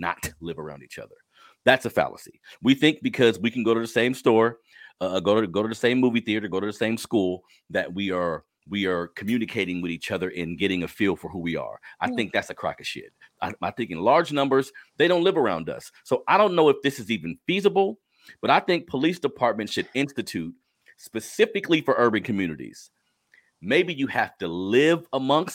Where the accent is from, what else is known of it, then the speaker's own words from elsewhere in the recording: Sacramento, California, United States; also born or lived in New Orleans; where I was raised in South Sacramento